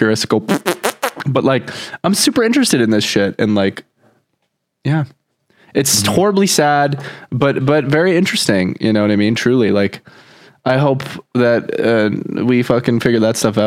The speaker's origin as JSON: {"language": "English", "country": "Canada", "said": "I'm Canadian"}